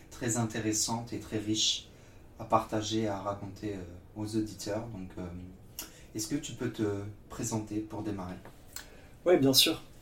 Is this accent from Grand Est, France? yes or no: no; Nantes, Pays de la Loire, France; also born or lived in Yorkshire; je suis originaire de Nantes, Ok. dans l'Ouest.